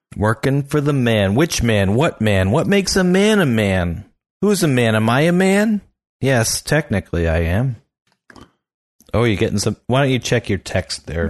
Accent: the Poconos, Pennsylvania, United States; moved away; I'm back there where I grew up in the Poconos

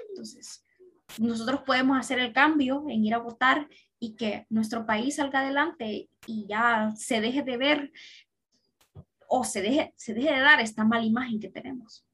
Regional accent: Honduras; soy una ciudadana orgullosamente hondureña

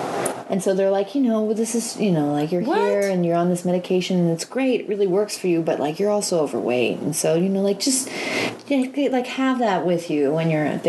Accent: St. Louis, Missouri, United States; It's my hometown.

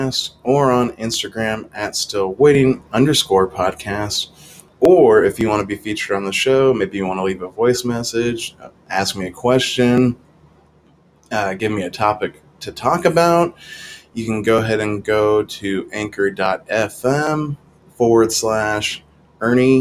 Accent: Salem, Oregon, United States; I'm from Salem, Oregon

